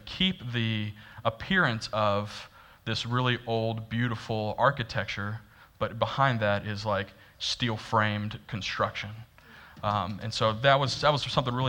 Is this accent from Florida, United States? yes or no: yes; Florida, United States; I'm from Florida, and I've never been to New York City until like last year.